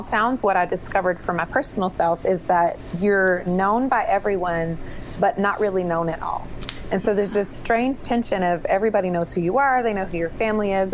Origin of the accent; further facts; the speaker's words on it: United States; moved away as an adult; also born or lived in Triad area, North Carolina; I left my hometown for college, and the summer before I left for college, I went to school in the Triad area. So I didn't go very far, just a couple of hours south in North Carolina